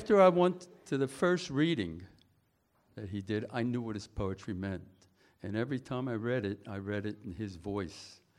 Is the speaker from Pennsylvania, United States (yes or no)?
yes; Philadelphia, Pennsylvania, United States; now in New York, United States; I'm from Philadelphia